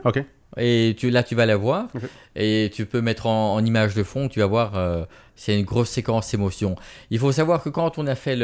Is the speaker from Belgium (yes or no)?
yes; Belgium; accent: Belgian; moi en Belgique